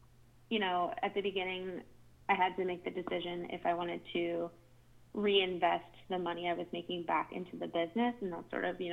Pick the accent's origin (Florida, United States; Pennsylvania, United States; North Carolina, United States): Pennsylvania, United States; Pittsburgh; now in New York City, United States; Based out of New York City, but I'm originally from Pittsburgh, Pennsylvania